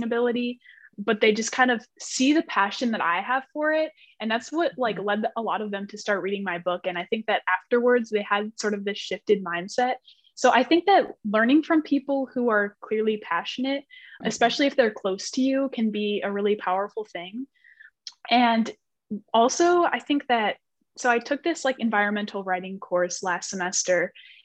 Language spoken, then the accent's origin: English; Chicago, Illinois, United States; I'm from the Chicagoland area